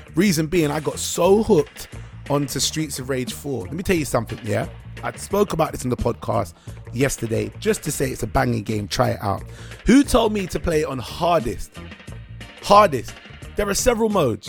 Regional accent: United Kingdom; we believe as British people

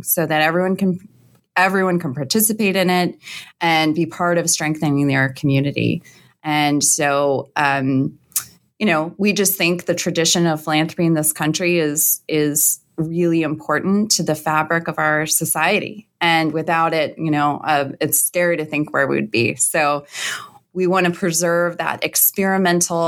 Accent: Indianapolis, Indiana, United States; moved away as an adult; also born or lived in New York; I'm from Indianapolis. So, yes. Spent my whole life there

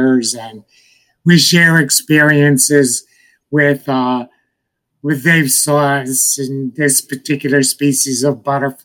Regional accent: Connecticut, United States; now in Florida, United States; I'm from Connecticut originally

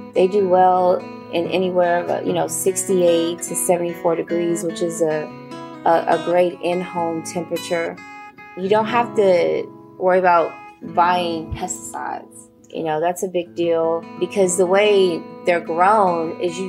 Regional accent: Houston, Texas, United States; with Healing Den Farms here in Houston, Texas

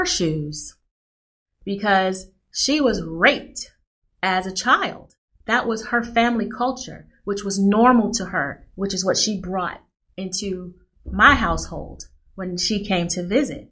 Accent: Nashville, Tennessee, United States; moved away; I'm from Nashville, Tennessee. Went home for Christmas

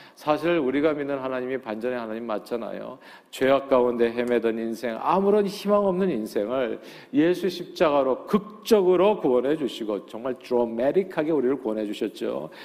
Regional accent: South Korea; now in United States; 우리 한국인들이요

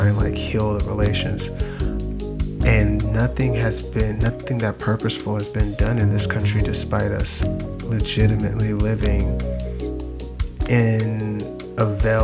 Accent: United States; we're some of the most American people that exists, like by birthright

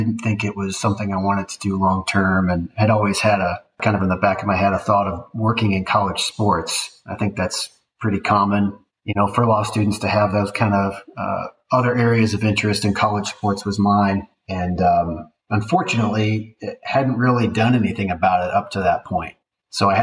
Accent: Kansas City, United States; I'm from the Kansas City area and went to school there

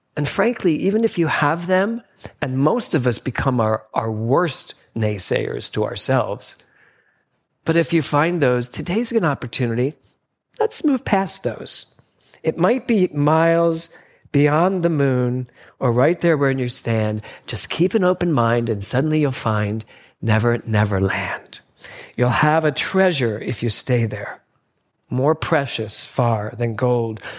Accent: Philadelphia, Pennsylvania, United States; as a little boy growing up in Philadelphia

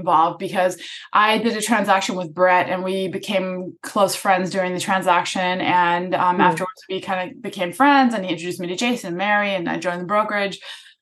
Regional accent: Germany; moved away as an adult; now in Los Angeles, United States; I'm from Germany. I moved here and to go to Pepperdine University to study advertising

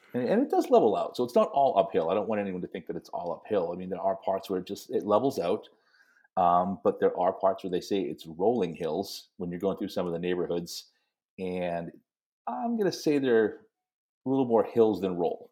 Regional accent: New England, United States; growing up in New England

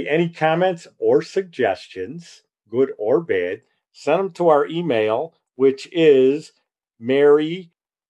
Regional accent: Chicago, Illinois, United States; I was born in Chicago

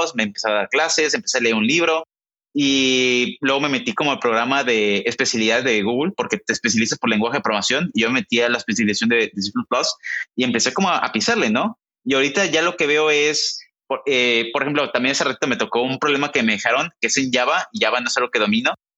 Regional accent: Mexico; moved away as an adult; now in Silicon Valley, United States; Somos mexicanos los dos

